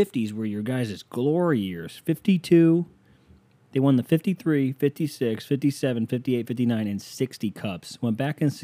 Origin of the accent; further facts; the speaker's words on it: the Rust Belt, Midwest, United States; I'm from the Midwest, the Rust Belt